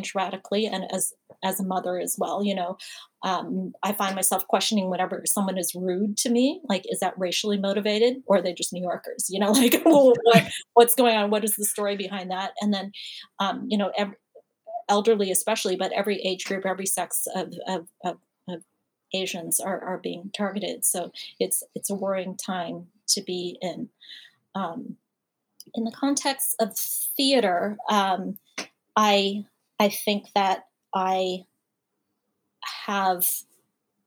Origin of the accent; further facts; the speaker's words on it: Canada; now in United States; I'm Canadian, but I have applied for my citizenship